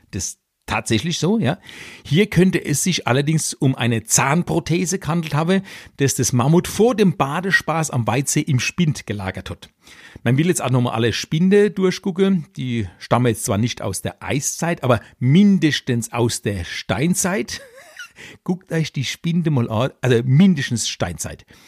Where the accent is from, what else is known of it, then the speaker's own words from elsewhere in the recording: Electoral Palatinate, Kurpfalz, Germany; also born or lived in Weinheim; als Kurpfälzer Kabarettist